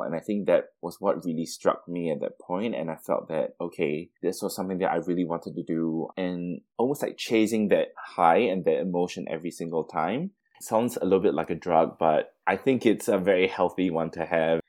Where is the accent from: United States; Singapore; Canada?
Singapore; moved away as an adult; now in Melbourne, Australia; So I was born and raised in Singapore, and I came to Melbourne primarily to finish off my university degree in architecture.